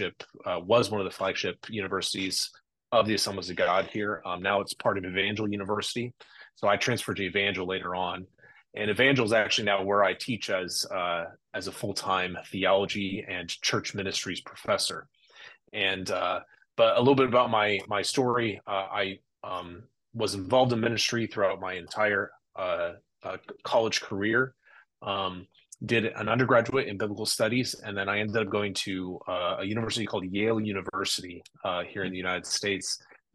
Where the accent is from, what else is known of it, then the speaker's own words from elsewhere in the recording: Burkina Faso; also born or lived in Mali / Ivory Coast; I was in Burkina Faso, Mali, and Ivory Coast, all the way in Western Africa. So I spent most of my childhood there.